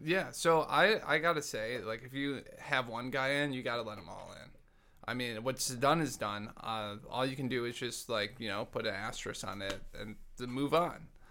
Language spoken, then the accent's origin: English; Dearborn, Michigan, United States; moved away; I grew up in Dearborn